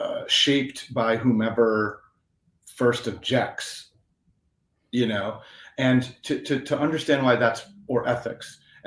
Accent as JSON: {"language": "English", "country": "Italy", "tie": "born or raised there", "accent": "Italian", "second_language": "English", "said": "I grew up in Italy, so that's why I'm saying it with an Italian accent."}